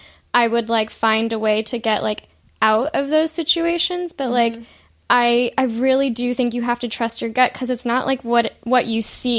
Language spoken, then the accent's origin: English; Ohio, United States; moved away; I grew up in Ohio and I feel like I've really enjoyed growing up there